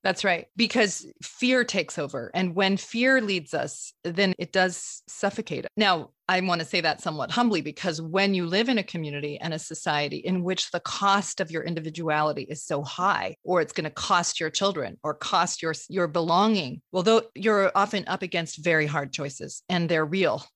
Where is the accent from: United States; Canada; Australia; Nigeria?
United States; Vermont; I was born in Vermont